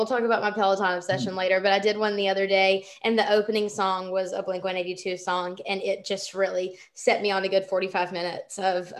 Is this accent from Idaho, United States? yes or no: no; Anniston, Alabama, United States; moved away; when I lived in Alabama growing up in Anniston, we would drive the hour over to Atlanta to go shopping